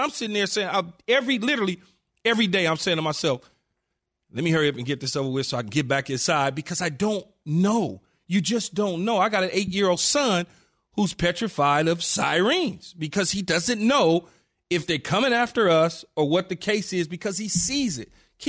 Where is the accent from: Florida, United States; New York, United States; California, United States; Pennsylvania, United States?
California, United States; Los Angeles; growing up in South Central Los Angeles